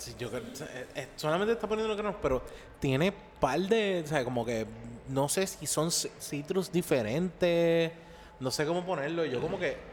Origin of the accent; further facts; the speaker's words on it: Caguas, Puerto Rico; yo me crié en Caguas, en Caguas